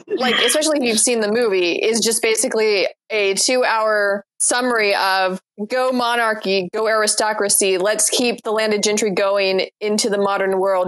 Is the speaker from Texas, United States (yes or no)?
no; Mississippi, United States; my sister and I grew up in Mississippi and attended college there